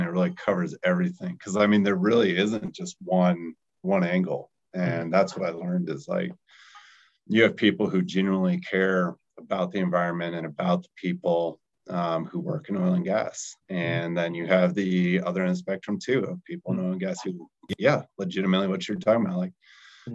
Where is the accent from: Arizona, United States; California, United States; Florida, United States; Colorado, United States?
Colorado, United States; also born or lived in Salt Lake City, Utah; being from Colorado